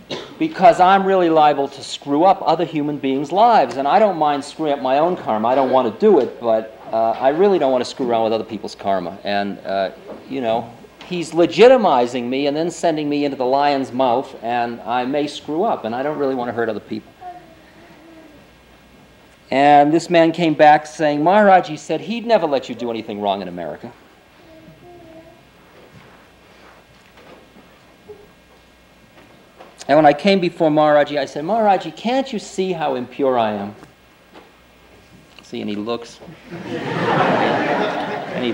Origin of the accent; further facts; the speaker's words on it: Boston, Massachusetts, United States; accent: Boston; my Boston accent